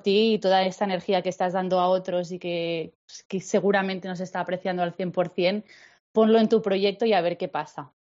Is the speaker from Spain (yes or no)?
yes; Girona, Catalonia, Spain; now in Barcelona, Spain; Sí, somos de Girona las dos. Pero yo he estado unos años. Bueno, yo, yo he eh, eh, he estado